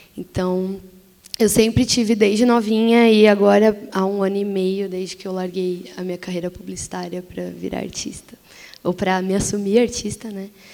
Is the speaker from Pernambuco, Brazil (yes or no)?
no; São Paulo, Brazil; ainda morando na periferia, eu sou da zona leste de São Paulo